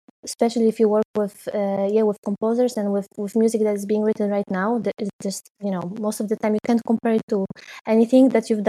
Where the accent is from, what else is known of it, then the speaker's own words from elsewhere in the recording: Poznań, Greater Poland, Poland; moved away as an adult; now in Netherlands; the opera house in my hometown in Poznań